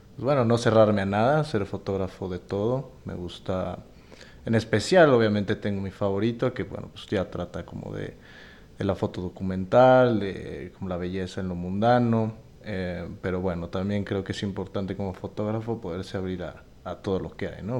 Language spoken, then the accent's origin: Spanish; Mexico; soy fotógrafo mexicano